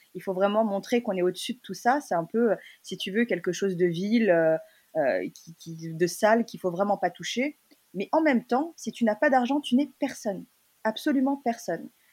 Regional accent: Lyon, Auvergne-Rhône-Alpes, France; moved away as an adult; also born or lived in Hong Kong; now in Paris, France; je suis, née, j'ai grandi à Lyon

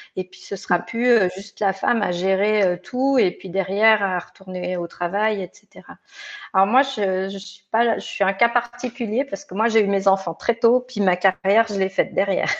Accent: Provence-Alpes-Côte d'Azur, France; moved away as an adult; also born or lived in Lyon; now in Geneva, Switzerland; je suis originaire des Hautes-Alpes. Euh, où bah, j'ai suivi toute ma scolarité quand j'étais plus jeune.

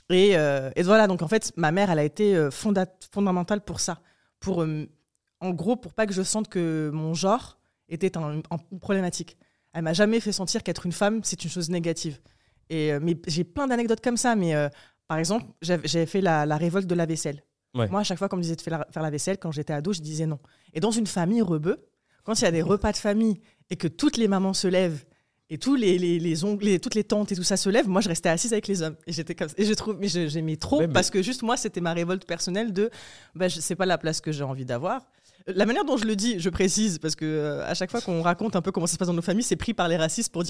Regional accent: Morocco; born there; mais je suis née au Maroc. Euh, dans un contexte très particulier parce que je suis née en 94

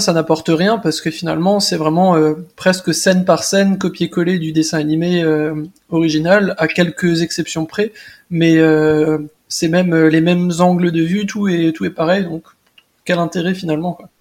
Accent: Alsace, Grand Est, France; je viens d'Alsace

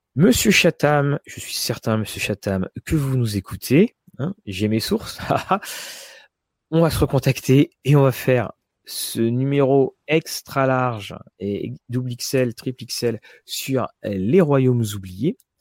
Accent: France; nous, en tant que Français

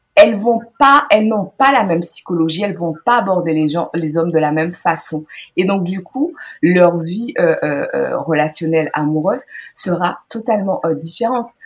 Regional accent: Guadeloupe; j'ai grandi donc en Guadeloupe

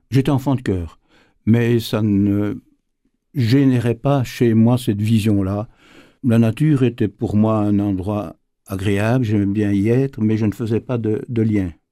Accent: Namur region, Wallonia, Belgium; J'ai grandi dans, dans le Namurois

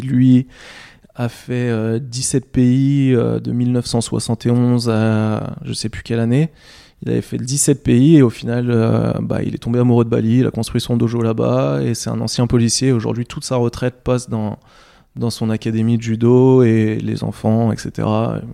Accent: France; moved away; je suis français

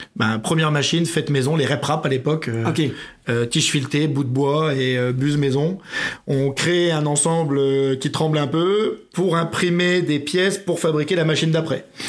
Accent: Metz, Grand Est, France; moved away; also born or lived in Melun / Oyonnax; je viens de Metz.

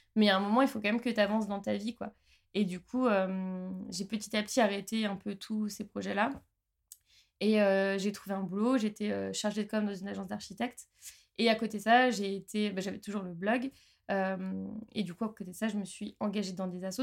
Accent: Haute-Savoie, Auvergne-Rhône-Alpes, France; moved away as an adult; now in Strasbourg, France; moi ça fait 9 ans et demi que je suis à Strasbourg, je viens de Haute-Savoie à la base

